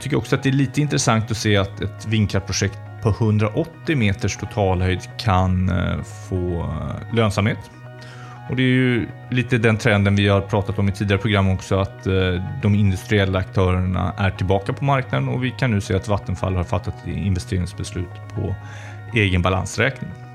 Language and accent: Swedish; Tidaholm, Västra Götaland, Sweden; i mina hemtrakter i Skaraborg, i Tidaholms kommun. Eh, och det är ju extra roligt för mig som skaraborgare